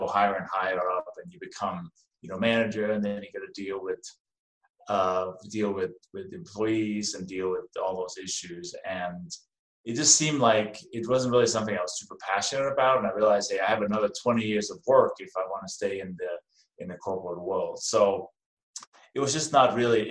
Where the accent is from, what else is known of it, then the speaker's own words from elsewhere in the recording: Denmark; now in United States; as you can probably hear from my name and my accent, I wasn't born in this country. I came from Denmark. I have been in the U.S. since 1996